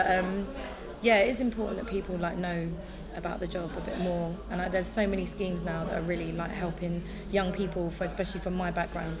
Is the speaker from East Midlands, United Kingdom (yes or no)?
no; London, United Kingdom; I grew up in Zone 1.